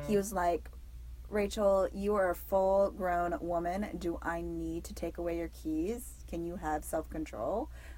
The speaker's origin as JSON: {"language": "English", "country": "Germany", "tie": "born or raised there", "said": "So I grew up in Europe. And specifically in a country that didn't have speed limits."}